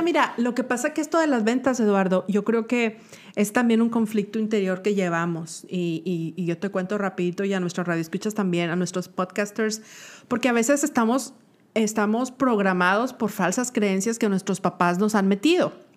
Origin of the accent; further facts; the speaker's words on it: Monterrey, Nuevo León, Mexico; moved away as an adult; now in Atlanta, United States; Soy regio y acabo de llegar